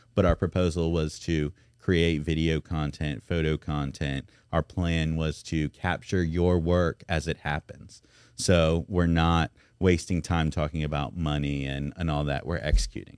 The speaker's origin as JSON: {"language": "English", "town": "Memphis", "region": "Tennessee", "country": "United States", "moved": "yes", "lives_now": "Baton Rouge, United States", "said": "I'm from Memphis"}